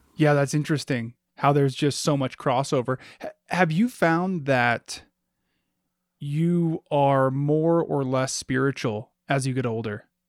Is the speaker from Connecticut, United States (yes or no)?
no; Alaska, United States; growing up in Alaska